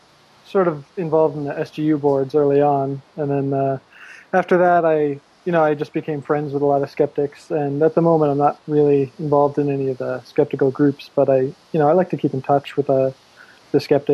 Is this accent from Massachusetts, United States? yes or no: yes; Massachusetts, United States; moved away as an adult; now in Berkeley, United States; No, I'm from Massachusetts, but I'm out here for graduate school.